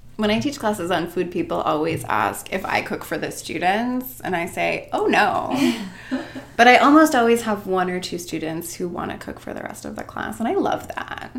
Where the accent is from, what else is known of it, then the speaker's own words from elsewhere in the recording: Maine, United States; moved away as an adult; also born or lived in Oregon / Chicago / New York; now in Worcester, United States; I grew up in Maine